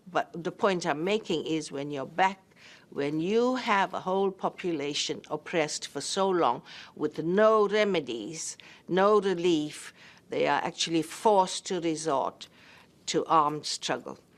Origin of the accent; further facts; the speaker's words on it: South Africa; as a South African who born under apartheid and in the struggle